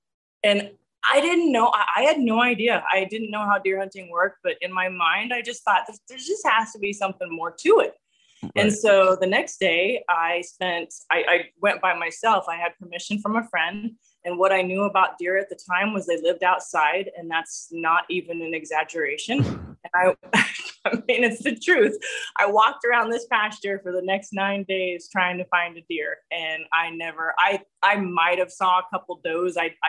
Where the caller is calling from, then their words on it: Nebraska, United States; So I am joining you from central Nebraska, halfway between two small towns, Ord and North Loop.